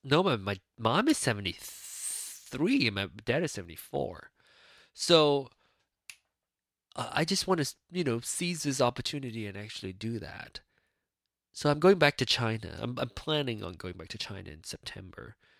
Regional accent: Penang, Malaysia; moved away; Penang, my hometown

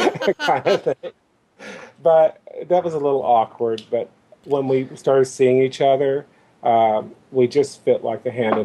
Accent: Louisville, Kentucky, United States; I'm originally from Kentucky. Grew up in Louisville

